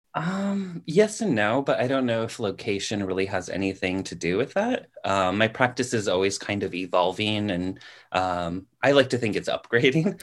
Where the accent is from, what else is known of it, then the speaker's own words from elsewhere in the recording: California, United States; moved away as an adult; also born or lived in New England; I'm naturally, uh, from California. Like, I'm a California native.